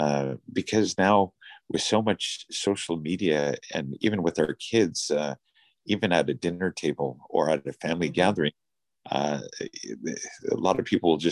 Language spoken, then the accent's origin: English; British Columbia, Canada; we are Canadians, we're British Columbians, we're from our respective cities